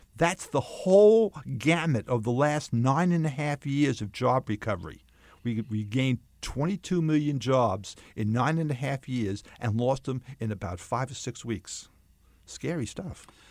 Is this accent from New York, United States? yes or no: yes; Long Island, New York, United States; moved away as an adult; also born or lived in Bronx, New York City; lived my, most of my, my life on Long Island